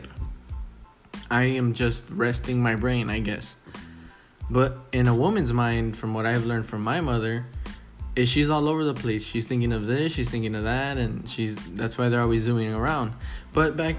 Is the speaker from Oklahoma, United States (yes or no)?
no; Texas, United States; It pays good down here. I'm from Texas.